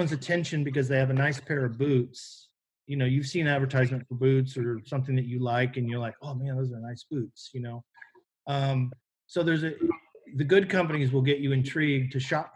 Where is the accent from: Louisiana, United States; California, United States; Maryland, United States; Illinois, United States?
California, United States; Novato; also born or lived in San Rafael, California; I was born in Marin County, California, Marin General Hospital, which is kind of in San Rafael.